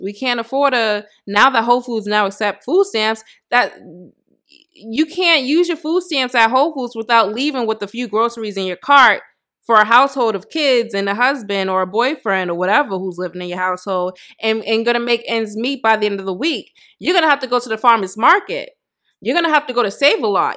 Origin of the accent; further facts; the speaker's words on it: United States; I'm not African. I'm black American